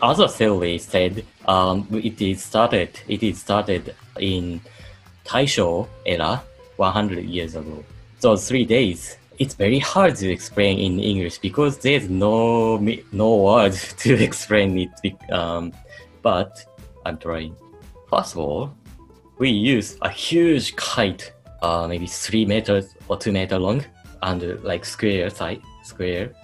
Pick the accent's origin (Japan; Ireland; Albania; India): Japan; Hamamatsu, Shizuoka; English is a second language; also born or lived in Australia; I'm from Hamamatsu City in Shizuoka Prefecture.